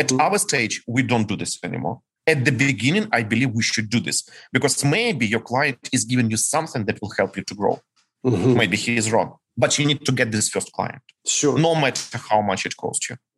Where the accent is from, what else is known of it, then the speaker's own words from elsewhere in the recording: Ukraine; English is a second language; we are ukrainians